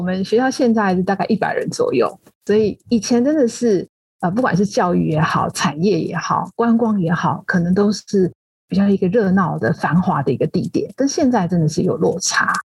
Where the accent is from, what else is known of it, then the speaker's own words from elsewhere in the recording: Taipei, Taiwan; also born or lived in Tainan / Pinglin, New Taipei; 我其实从小是在台北长大，所以一直在都会地区待了很久，包括整个成长的历程、学习的历程，还有工作的历程